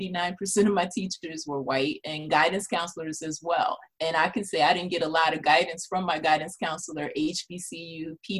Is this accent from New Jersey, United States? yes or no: yes; East Orange, New Jersey, United States; also born or lived in Newark, New Jersey; I'm from East Orange, New Jersey, born in Newark. Those are our roots, still are.